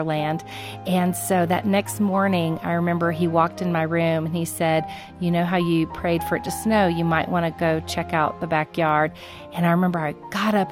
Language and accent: English; Florida, United States; I grew up in Florida